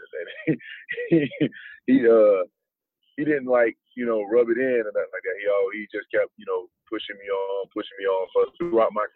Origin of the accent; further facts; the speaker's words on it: Florence, South Carolina, United States; I I was at uh, Wilson High School in Florence